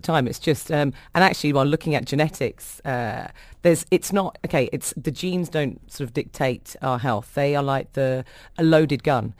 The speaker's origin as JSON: {"language": "English", "region": "London", "country": "United Kingdom", "tie": "born or raised there", "said": "I come from a really large Irish family. I don't have the accent. I was brought up in London, but my parents are Irish"}